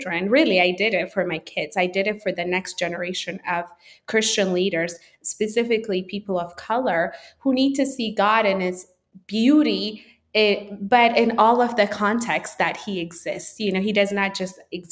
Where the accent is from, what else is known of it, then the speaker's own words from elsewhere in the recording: Addis Ababa, Ethiopia; moved away as an adult; a city I grew up in Addis